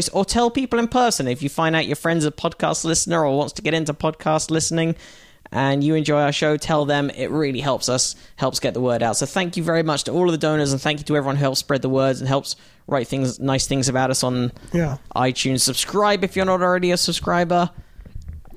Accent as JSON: {"language": "English", "country": "United Kingdom", "said": "As a Brit"}